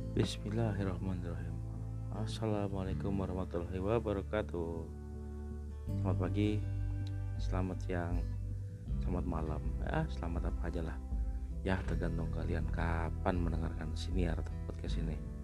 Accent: Jakarta, Indonesia; moved away as an adult; now in Hwaseong, South Korea; gua dari Indonesia ya. Gua lahir Jakarta, sekian tahun lalu. Saat ini gua tinggal di Korea Selatan

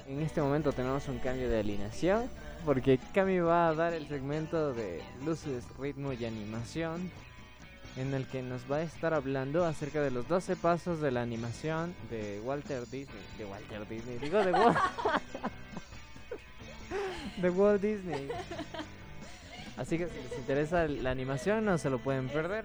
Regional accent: Ecuador; como cineastas ecuatorianos

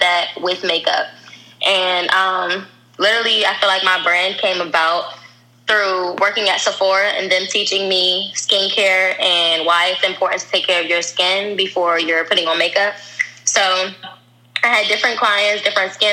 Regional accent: DMV, United States; also born or lived in Virginia / Upper Marlboro, Maryland / Washington, D.C.; I am from the whole DMV. I say that because I went to school in Virginia and Maryland, but majority of my family is from D.C., so it pretty much feels like I'm from everywhere.

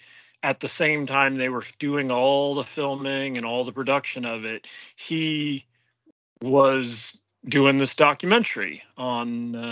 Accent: California, United States; Like me growing up in the Bay Area in the 80s, like I really was the kind of like free to roam the Bay Area, like out and about and ride BART and bus.

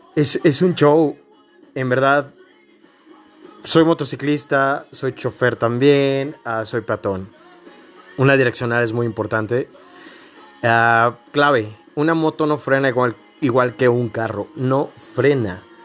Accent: Mexico; somos mexicanos

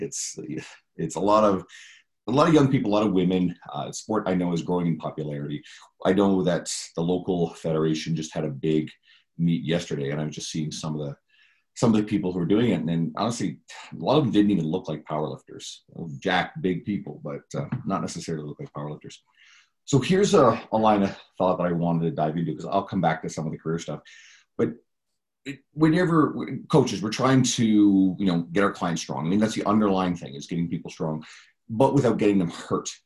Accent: Newfoundland and Labrador, Canada; moved away; we're both originally from Newfoundland

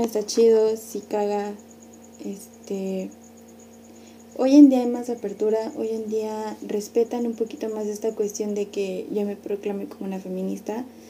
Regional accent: San Luis Potosí, Mexico; somos de San Luis

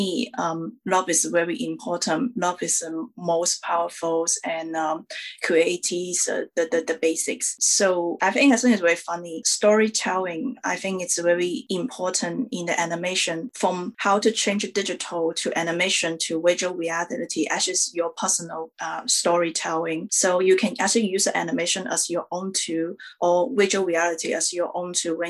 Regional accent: China; I'm an Asian woman. I come from China

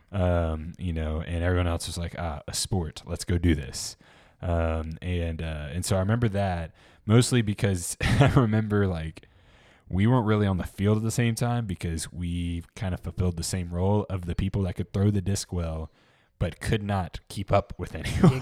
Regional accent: Memphis, Tennessee, United States; I'm from Memphis

